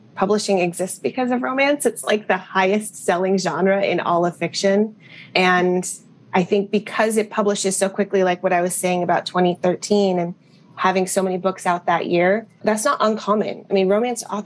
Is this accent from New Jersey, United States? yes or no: no; Berkeley, California, United States; I grew up in Berkeley, and they were UC Berkeley alums